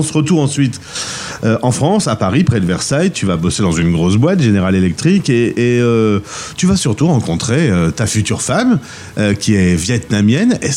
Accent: Bruges, Flanders, Belgium; Je suis originaire d'une jolie ville de Belgique, hein. Bruges.

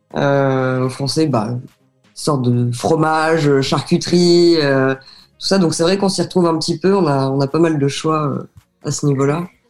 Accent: France; now in London, United Kingdom; en tant que Français à Londres

